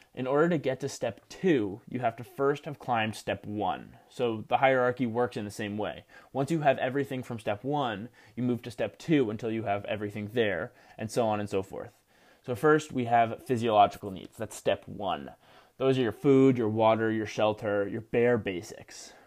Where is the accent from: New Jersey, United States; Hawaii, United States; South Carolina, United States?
New Jersey, United States; Rutgers University in my home state of New Jersey